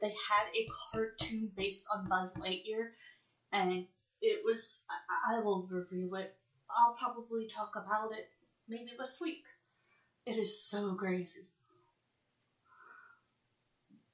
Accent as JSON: {"language": "English", "country": "United States", "said": "I'm from the United States"}